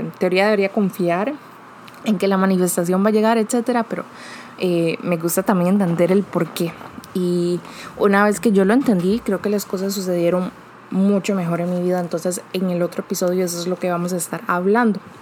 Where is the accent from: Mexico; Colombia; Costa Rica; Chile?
Costa Rica; yo soy de Costa Rica